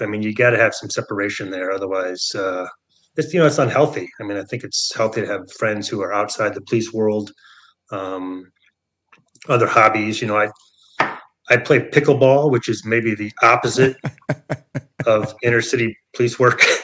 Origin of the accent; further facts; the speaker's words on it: Michigan, United States; moved away; also born or lived in San Francisco; I grew up in Michigan, so, you know, I've always been a, a Michigan guy